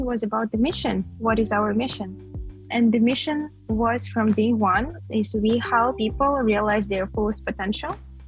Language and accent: English; Kyrgyzstan; I'm from Kyrgyzstan